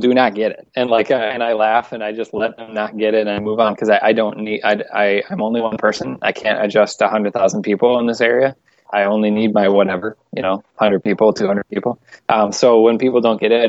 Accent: La Crosse, Wisconsin, United States; also born or lived in Minneapolis, Minnesota; my hometown, which is La Crosse, Wisconsin

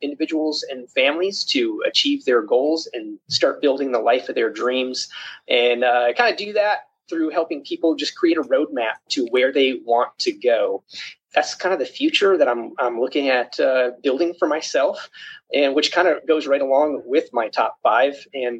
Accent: Springfield, Missouri, United States; I am from Springfield, Missouri.

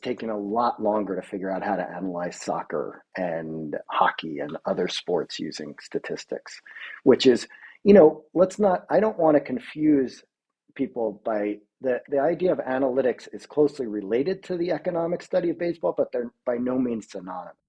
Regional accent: New York, United States; moved away; I'm from New York originally

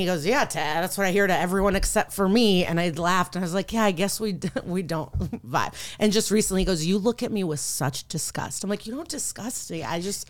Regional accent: Skokie, Illinois, United States; also born or lived in Odessa, Ukraine; I'm from Skokie, Illinois.

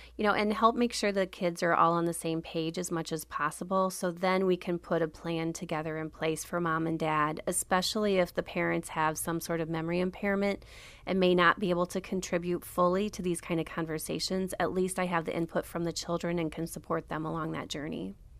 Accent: Wellsburg, Iowa, United States; moved away as an adult; now in Milwaukee, United States; I'm from a small town called Wellsburg, Iowa. There's about seven hundred people there

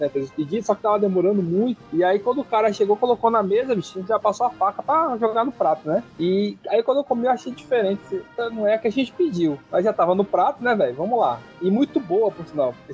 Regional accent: São Paulo, Brazil; Estou em São Paulo, sou de São Paulo, mas estou longe.

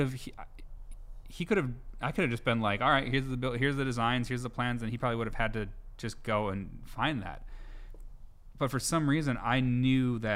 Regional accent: Appleton, Wisconsin, United States; moved away as an adult; also born or lived in Chicago; I grew up here

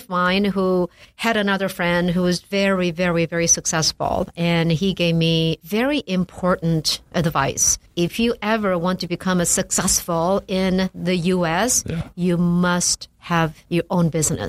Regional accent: South Korea; moved away as an adult; I came here from Korea.

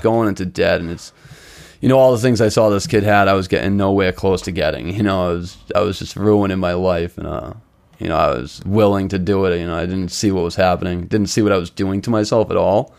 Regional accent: Boston, Massachusetts, United States; also born or lived in Chelsea, Massachusetts; grew up in Charlestown. I was brought up in Charlestown.

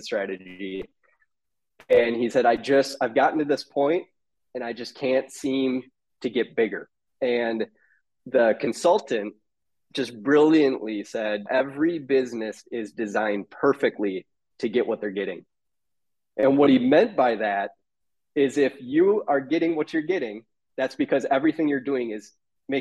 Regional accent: Minnesota, United States; accent: Minnesota; I'm in Minnesota

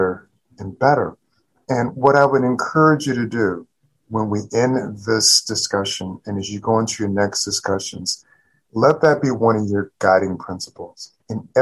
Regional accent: South Louisiana, United States; now in Baltimore, United States; I'm coming from the Deep South and coming from South Louisiana.

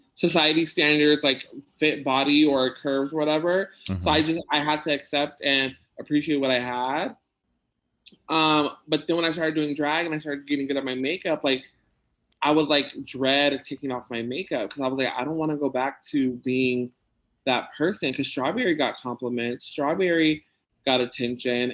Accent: San Diego, California, United States; I grew up in Logan, so I know like Spanish

